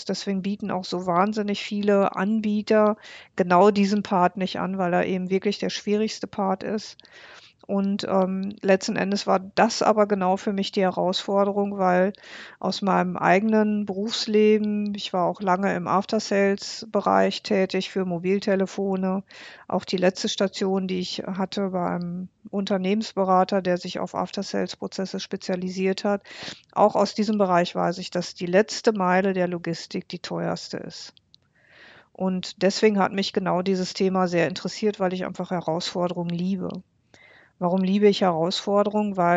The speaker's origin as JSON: {"language": "German", "town": "Bocholt", "region": "North Rhine-Westphalia", "country": "Germany", "tie": "born or raised there", "said": "wie zum Beispiel meine Heimatstadt Bocholt. Meine Heimatstadt Bocholt hat 71.113 Einwohner."}